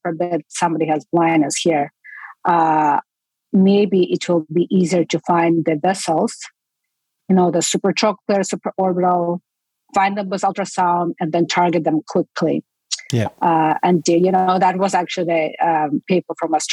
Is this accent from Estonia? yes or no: yes; Estonia; moved away as an adult; now in United States; I'm from Estonia